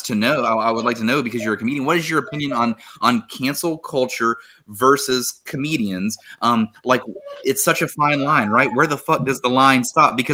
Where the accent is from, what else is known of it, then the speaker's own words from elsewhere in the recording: Huntington, West Virginia, United States; now in Barboursville, United States; I lived in Huntington my entire life, went to Huntington High